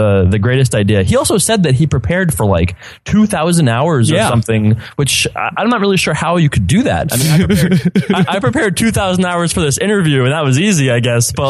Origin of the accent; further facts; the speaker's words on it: Stony Brook, New York, United States; I grew up in Stony Brook